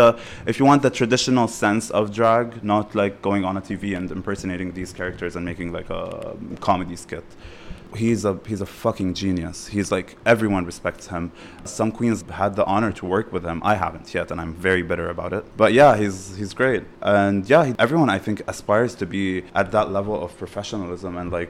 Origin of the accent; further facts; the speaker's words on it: Beirut, Beirut Governorate, Lebanon; I was basically studying political science at LAU in Beirut. And the thing is, growing up in Beirut and Lebanon and whatever